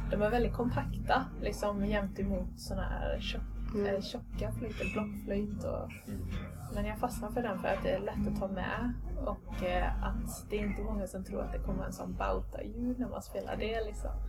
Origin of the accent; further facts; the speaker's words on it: Ireland; now in Sweden; Och det är lite konstigt i och med att jag är ja, från Irland då från början. Eh, men det var när, vi flyttade, när jag flyttade hit då